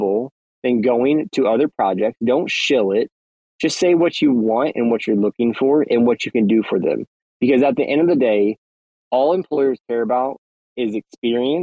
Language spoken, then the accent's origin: English; United States; I'm from the States